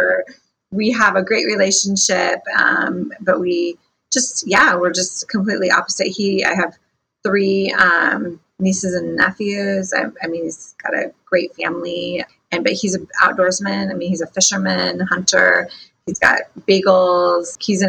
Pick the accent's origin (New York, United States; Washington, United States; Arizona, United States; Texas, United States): Washington, United States; Mossyrock; also born or lived in Yakima, Washington; I am from Washington State, a really small town called Mossy Rock, Washington.